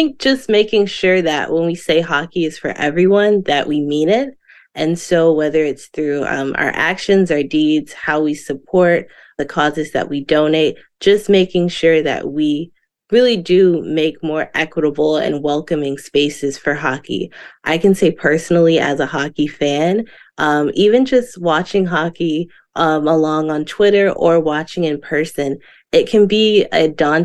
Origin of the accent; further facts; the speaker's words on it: Florida, United States; growing up in Florida